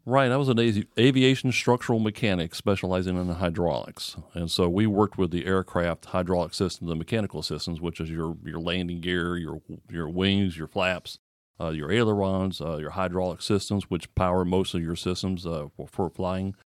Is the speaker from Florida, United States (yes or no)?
yes; Florida, United States; I'm born and raised in Florida